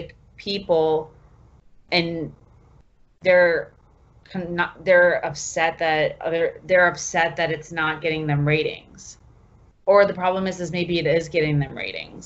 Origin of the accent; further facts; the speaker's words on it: Sarasota, Florida, United States; I'm from Sarasota